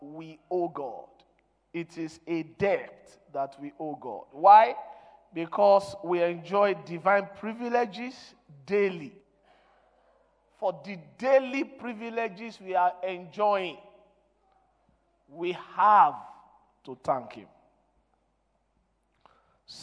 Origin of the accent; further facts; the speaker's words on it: Nigeria; English is a second language; I am a Nigerian, I'm not an Englishman.